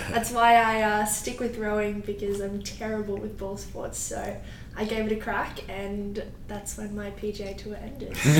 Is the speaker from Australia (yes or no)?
yes; Melbourne, Victoria, Australia; moved away as an adult; now in Miami, United States; I'm from Melbourne, Australia